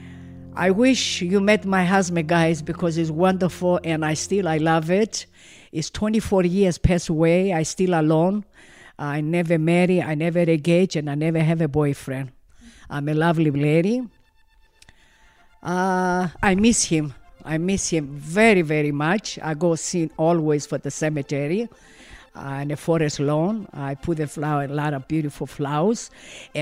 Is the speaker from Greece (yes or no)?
yes; northern Greece, Greece; English is a second language; moved away as an adult; now in Los Angeles, United States; I came from Greece, North Greece. I came 1972 United States and Los Angeles